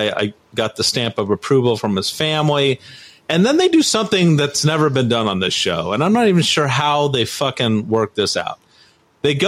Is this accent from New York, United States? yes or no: no; Orange County, California, United States; where I grew up in Orange County